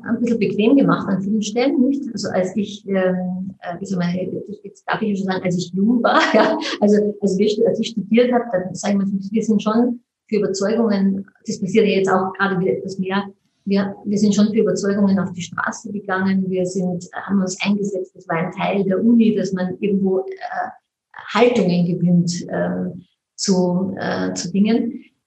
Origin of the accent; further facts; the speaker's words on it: Mondsee, Upper Austria, Austria; ich komme aus Mondsee